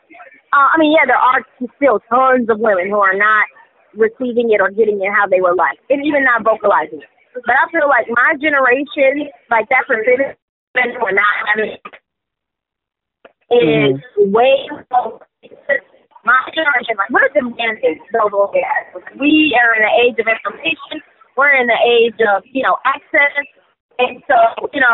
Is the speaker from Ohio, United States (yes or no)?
no; Houston, Texas, United States; now in Atlanta, United States; I'm from Houston